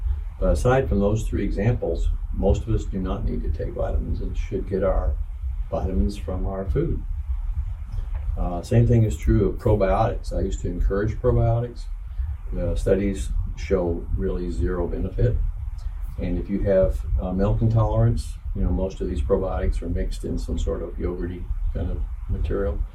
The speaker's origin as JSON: {"language": "English", "town": "Bloomington", "region": "Indiana", "country": "United States", "tie": "born or raised there", "said": "I'm a Hoosier. I was born and raised in Bloomington"}